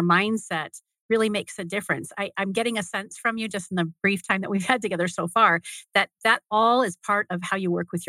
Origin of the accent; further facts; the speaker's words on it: Tempe, Arizona, United States; I wasn't born in Tempe, but I went to high school in Tempe